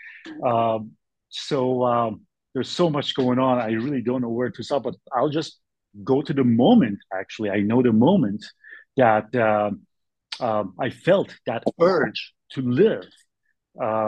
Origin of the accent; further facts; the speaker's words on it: Bay Area, California, United States; also born or lived in New York City / Boston; now in Sacramento, United States; I'm from Bay Area, I came and settled in Sacramento area since 2002